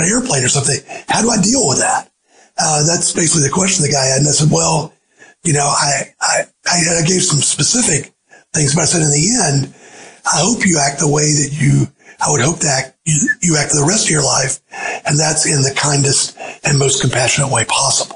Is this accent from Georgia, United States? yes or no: yes; Georgia, United States; moved away; also born or lived in the Carolinas; in Georgia, but it was in my hometown